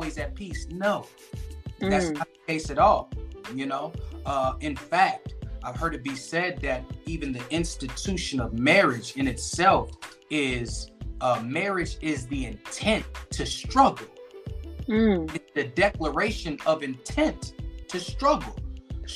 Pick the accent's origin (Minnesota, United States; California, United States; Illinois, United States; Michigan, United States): Illinois, United States; Aurora; also born or lived in Chicago, Illinois; now in Phoenix, Arizona, United States; my original place of birth is Aurora, Illinois. So I always try to big up my hometown, big ups to Aurora, Illinois.